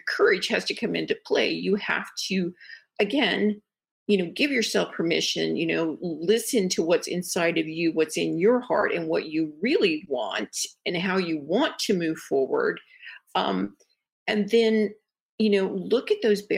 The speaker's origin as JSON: {"language": "English", "region": "Midwest", "country": "United States", "tie": "born or raised there", "said": "I am from the Midwest. And so I was kind of raised more, you know, as being, you know, a lady"}